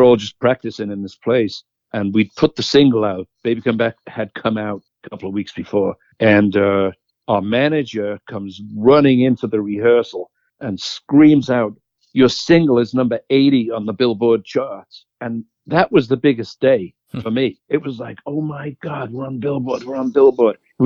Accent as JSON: {"language": "English", "town": "Liverpool", "region": "North West England", "country": "United Kingdom", "moved": "as an adult", "said": "I was from Liverpool"}